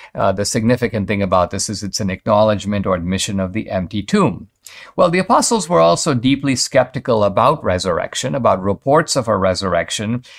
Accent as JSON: {"language": "English", "town": "Mumbai", "region": "Maharashtra", "country": "India", "tie": "born or raised there", "moved": "yes", "said": "I grew up in Bombay, uh, now called Mumbai"}